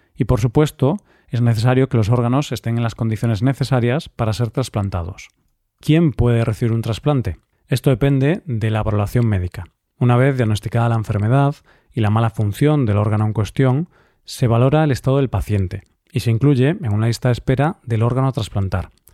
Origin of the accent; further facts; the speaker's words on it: Spain; en nuestro país se hacen bastantes esfuerzos para impulsar la donación de órganos